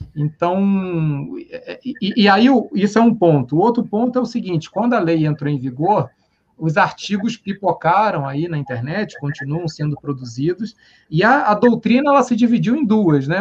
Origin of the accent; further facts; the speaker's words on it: Rio de Janeiro, Brazil; moved away; como carioca